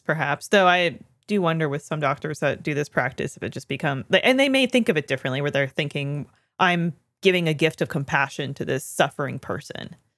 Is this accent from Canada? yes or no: yes; Canada; I'm not from Kitchener, but I am Canadian